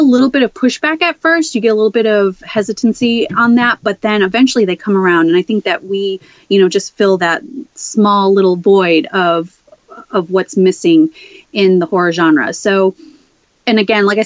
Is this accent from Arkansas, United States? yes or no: no; Chicago, Illinois, United States; moved away; I'm originally from Chicago, Southwest Side